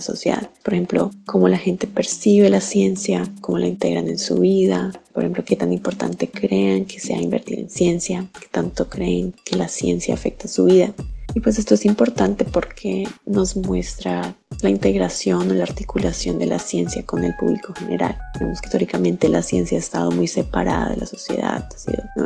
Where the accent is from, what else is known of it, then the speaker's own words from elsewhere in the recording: Colombia; now in Belgium; soy científica colombiana